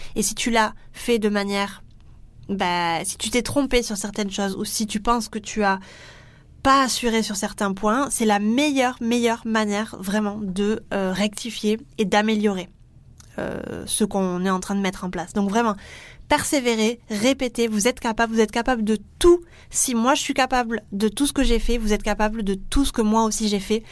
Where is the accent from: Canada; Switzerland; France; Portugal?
France; accent: French; mon super accent français